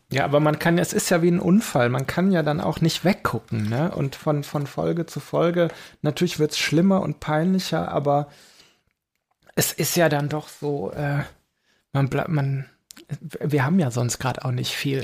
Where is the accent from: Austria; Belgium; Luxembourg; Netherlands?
Belgium; also born or lived in Aachen; bei uns in Belgien